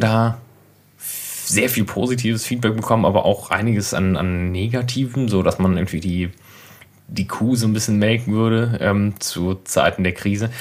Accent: Berlin, Germany; ich komme aus Berlin eigentlich

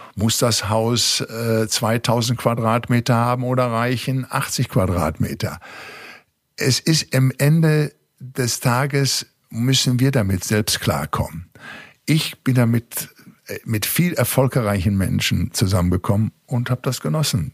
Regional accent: Recklinghausen, North Rhine-Westphalia, Germany; ich war ganz aus dem Pott, aus dem Ruhrgebiet in Recklinghausen Süd, in der Arbeitersiedlung bin ich groß geworden

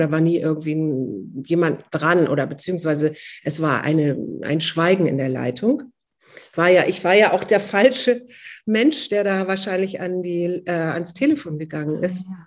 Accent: Hamburg, Germany; now in Berlin, Germany; ich bin eigentlich gebürtige Hamburgerin und zwar mittendrin aus Barmbek

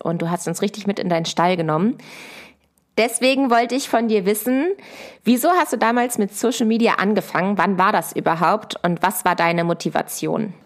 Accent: Hanover, Lower Saxony, Germany; moved away as an adult; also born or lived in Göttingen / Berlin; ich komme aus Hannover und bin auf einem Ackerbaubetrieb aufgewachsen in einem 300-Seelen-Dörfchen.

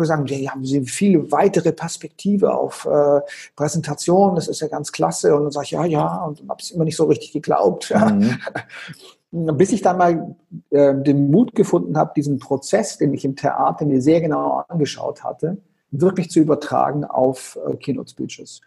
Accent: Konstanz, Baden-Württemberg, Germany; ich bin ja geboren am Bodensee, in Konstanz am Bodensee

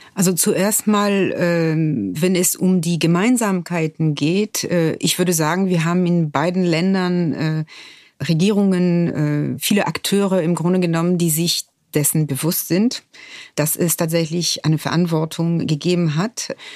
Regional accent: France; German is a second language; moved away as an adult; Ich bin in Frankreich geboren, ich bin Jahrgang 1970 und in einer Gesellschaft geboren

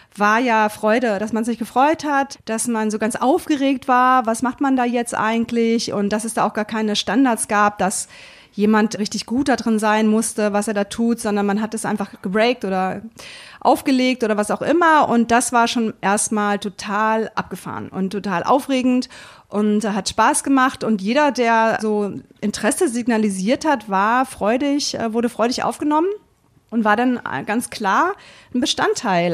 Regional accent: Berlin, Germany; now in Hannover, Germany; ich komme ja aus Berlin

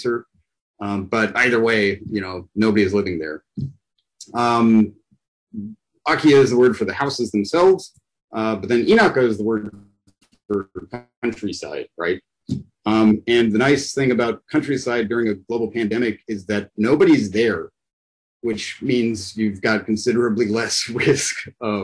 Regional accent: Pittsburgh, Pennsylvania, United States; I'm from the U.S. in Pittsburgh.

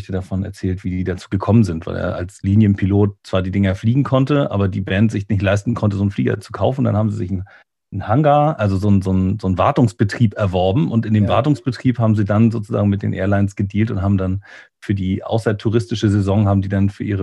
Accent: Lübeck, Schleswig-Holstein, Germany; moved away as an adult; also born or lived in Bremen; an der Trave auch geboren, hier in, in Lübeck. Da war ich zwischendurch mal weg und bin dann wieder zurückgekommen.

